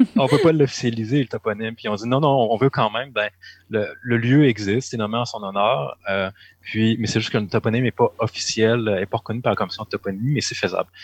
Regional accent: Sherbrooke, Quebec, Canada; ma ville natale, Sherbrooke

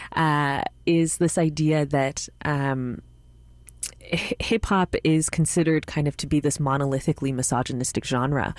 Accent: Montreal, Quebec, Canada; my hometown

